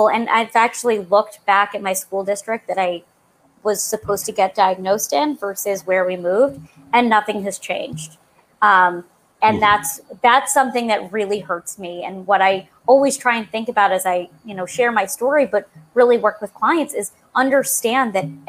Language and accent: English; Long Island, New York, United States; I'm from Long Island, New York